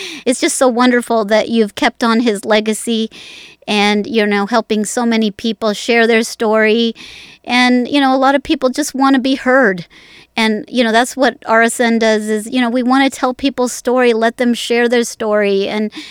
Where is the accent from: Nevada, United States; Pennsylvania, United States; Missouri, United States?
Nevada, United States; Las Vegas; I was born in Las Vegas.